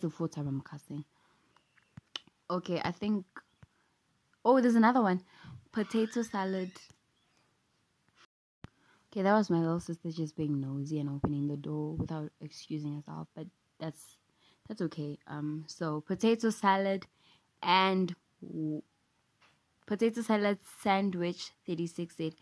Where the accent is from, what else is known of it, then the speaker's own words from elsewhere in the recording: South Africa; English is a second language; I'm South African, I'm not American